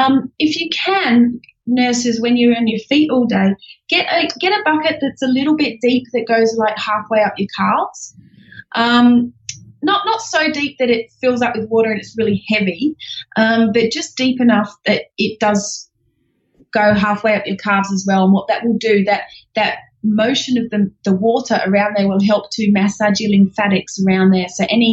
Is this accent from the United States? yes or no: no; England, United Kingdom; accent: Australian; now in Australia; I'm actually English, so that's the undertone that you can hear underneath my Australian accent.